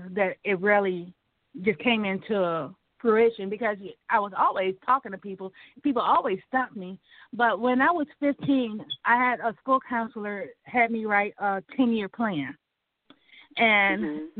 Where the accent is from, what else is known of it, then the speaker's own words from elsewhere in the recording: Lansing, Michigan, United States; I grew up in Lansing, Michigan